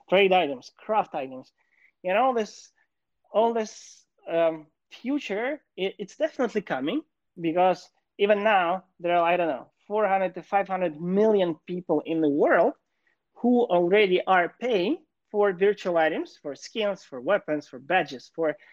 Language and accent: English; Kyiv, Ukraine; moved away as an adult; now in Los Angeles, United States; I was born and raised in Kyiv, Ukraine.